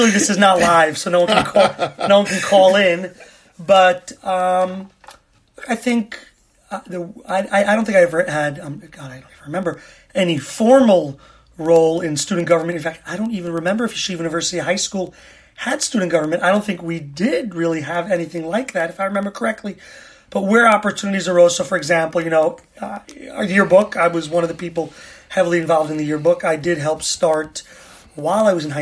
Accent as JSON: {"language": "English", "region": "New York", "country": "United States", "tie": "born or raised there", "moved": "as an adult", "lives_now": "Israel", "said": "So I grew up in New York, been in Israel since September 2000"}